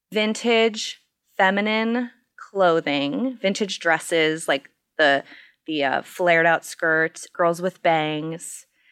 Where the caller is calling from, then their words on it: Minneapolis, Minnesota, United States; I am in my basement in Minneapolis, Minnesota.